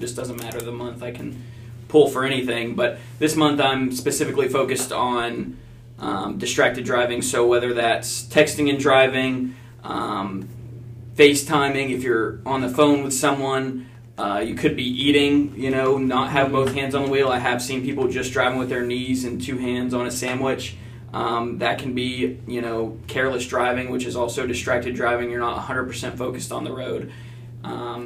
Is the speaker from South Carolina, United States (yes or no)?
yes; Mount Pleasant, South Carolina, United States; I was born and raised in Mount Pleasant, so it was something I always wanted to do, was serve the community. I grew up here, love this town